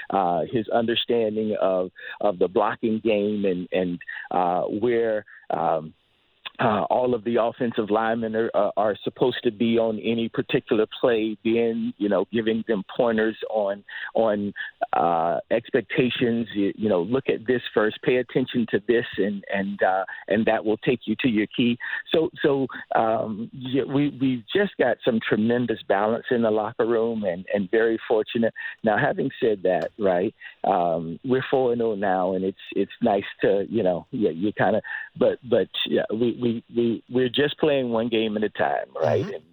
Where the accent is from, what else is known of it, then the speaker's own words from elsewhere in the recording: Dunedin, Florida, United States; now in Toronto, Canada; I'm a Florida boy, grew growing up in Dunedin